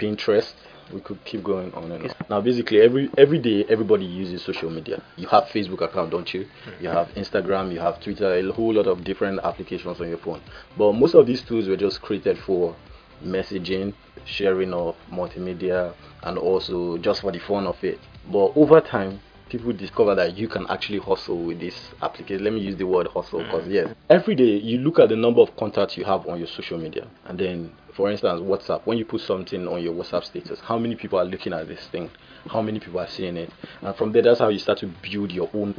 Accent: Port Harcourt, Rivers State, Nigeria; I'm from River State, okay, so Port Harcourt. Port Harcourt boy.

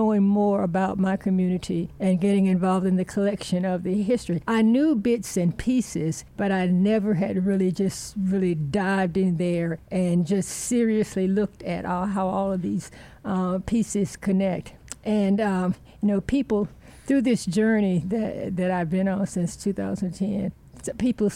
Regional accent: Rock Hill, South Carolina, United States; I'm a native Rock Hillian. For those of you who are familiar with Rock Hill, I grew up in the Flint Hill community

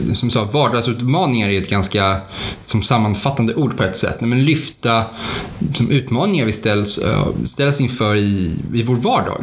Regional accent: Stockholm, Stockholm County, Sweden; moved away as an adult; now in Uppsala, Sweden; jag är född i Stockholm och även uppvuxen i Stockholm

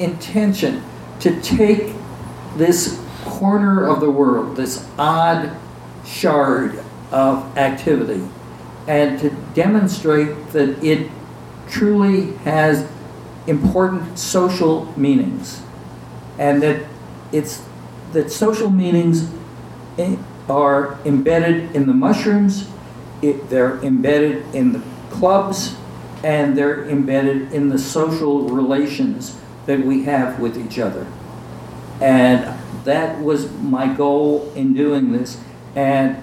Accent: New York City, New York, United States; growing up in New York City, in Manhattan

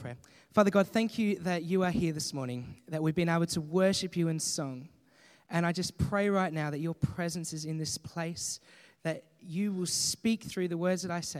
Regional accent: 3.5 hours east of Melbourne, Victoria, Australia; moved away; also born or lived in England; I'm from Victoria, down south, near Melbourne. I grew up about 3.5 hours east of Melbourne.

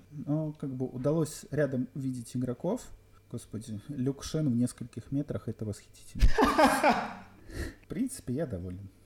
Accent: Belarus; Я белорус

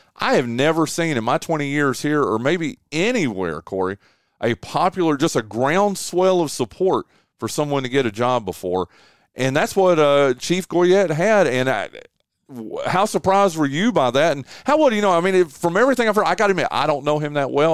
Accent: Northwestern North Carolina, United States; moved away as an adult; also born or lived in Shelby, North Carolina / Gastonia, North Carolina / Charlotte, North Carolina / Raleigh, North Carolina; now in Kinston, United States; I grew up in Northwestern North Carolina

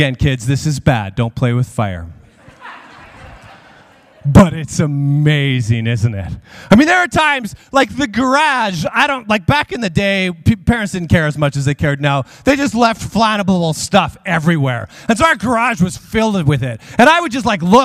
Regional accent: Regina, Saskatchewan, Canada; I grew up in Regina

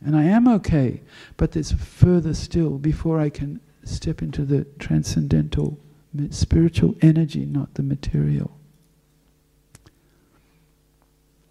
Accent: Western Australia, Australia; now in Melbourne, Australia; I'm from Western Australia

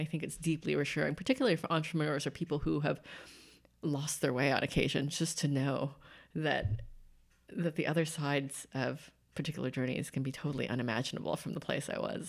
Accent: Santa Maria, California, United States; Santa Maria, California.

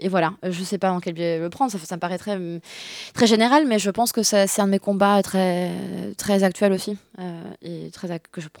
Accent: Bordeaux, Nouvelle-Aquitaine, France; also born or lived in Paris / Singapore / Beijing; now in Lyon, France; Je, je suis à Lyon, euh, j'ai grandi à Bordeaux euh, et à, Paris aussi, Singapour, Pékin.

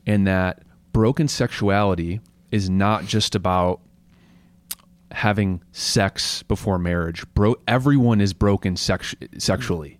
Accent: United States; as Christians and as really as, as a American culture

